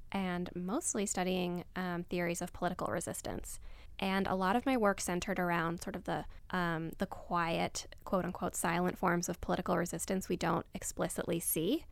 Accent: Abu Dhabi, United Arab Emirates; moved away; also born or lived in Egypt; I grew up in Abu Dhabi, so in the Middle East, and I'm Egyptian, but I don't spend any time there anymore

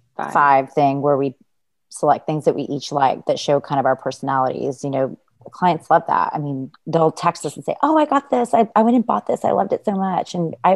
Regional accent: Laredo, Texas, United States; I'm from Laredo, Texas.

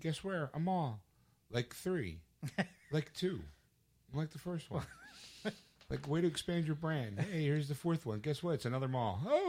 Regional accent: Philadelphia, Pennsylvania, United States; we're from Philadelphia

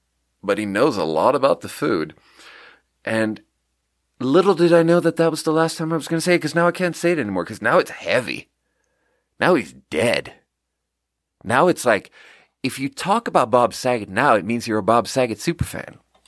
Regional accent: Sweden; English is a second language; And I'm like, yeah, so I'm from Sweden. And … is a very normal name in Sweden.

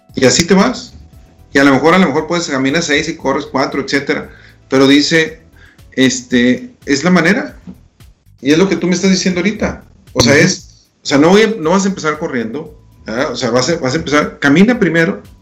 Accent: Delicias, Chihuahua, Mexico; moved away; me toca estar en Delicia, Chihuahua, mi ciudad natal

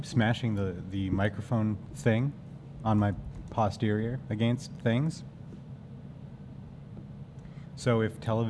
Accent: Regina, Saskatchewan, Canada; born there; I was born in Regina.

